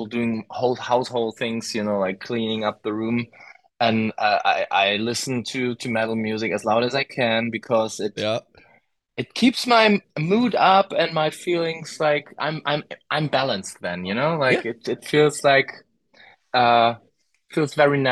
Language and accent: English; Germany; English is a second language; I can tell you as a German